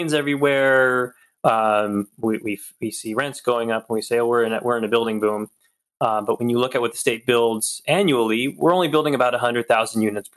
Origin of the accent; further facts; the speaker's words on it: Stockton, California, United States; moved away; Stockton is where I'm from. It's my hometown.